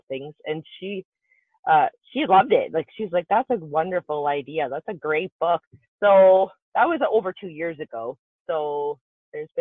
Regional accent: Canada; I'm from Canada

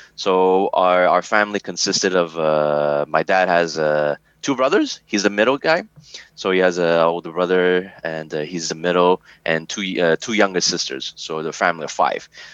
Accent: Canada; also born or lived in Hong Kong; calling here canada my my home

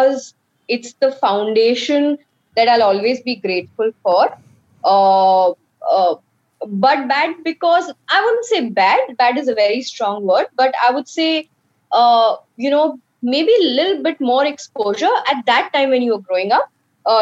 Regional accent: Jodhpur, Rajasthan, India; moved away as an adult; also born or lived in Delhi; now in Mumbai, India; I was born in Jodhpur. Okay. That's where my dad was posted. I did my schooling in pretty much a lot of places in Rajasthan

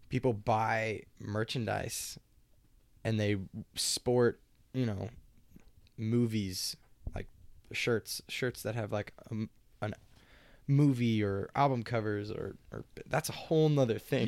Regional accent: Lawrence, Kansas, United States; I was born and raised in Lawrence

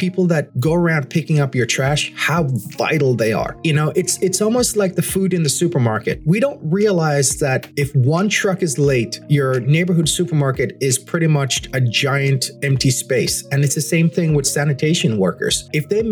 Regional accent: Jamaica; moved away; As a Jamaican, as someone who grew up in rural Jamaica

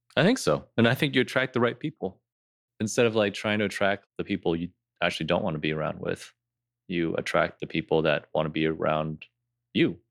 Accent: Rochester, United States; growing up in Rochester, we definitely had a smaller Asian population.

